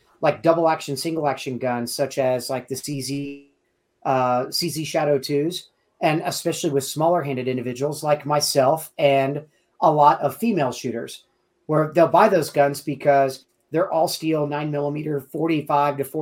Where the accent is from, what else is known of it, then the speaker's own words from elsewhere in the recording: Kansas City, United States; moved away; also born or lived in Southwest United States; I'm originally from Kansas City